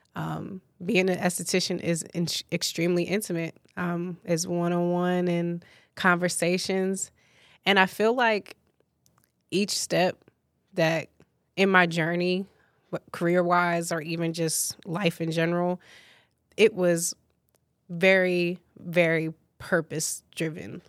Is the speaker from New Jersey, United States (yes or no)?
yes; New Jersey, United States; I'm a Jersey girl. through and through, but I'm not from North Jersey. I am from South Jersey